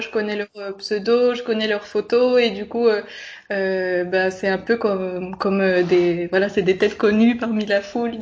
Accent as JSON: {"language": "French", "region": "Bourgogne-Franche-Comté", "country": "France", "moved": "as an adult", "lives_now": "Florence, Italy", "said": "je viens de Franche-Comté et du coup c'est une région très rurale en France"}